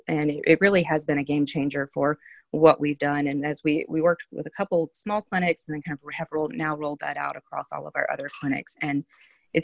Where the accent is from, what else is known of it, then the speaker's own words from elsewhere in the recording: North Carolina, United States; moved away; also born or lived in Minnesota; I am from North Carolina